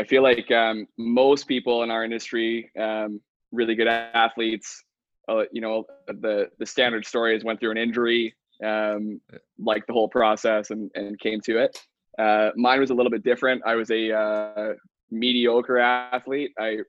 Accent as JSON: {"language": "English", "town": "Dallas", "region": "Texas", "country": "United States", "tie": "born or raised there", "also_born_or_lived": "Mississauga", "lives_now": "Vancouver, Canada", "said": "I bounced around a few times, grew up in Dallas, Texas. Vancouver's home now though."}